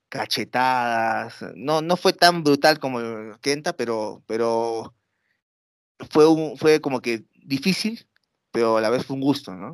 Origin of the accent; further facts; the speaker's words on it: Peru; obviamente soy un peruano que no sabe nada de nada, nunca he estado en Japón